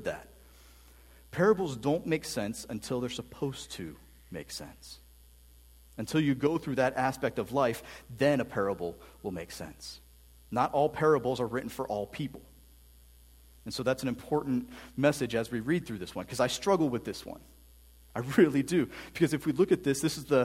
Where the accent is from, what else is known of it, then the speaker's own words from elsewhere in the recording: Canton, United States; now in Fredericksburg, United States; I grew up in Canton, which is a little bit different than living down here in Fredericksburg now.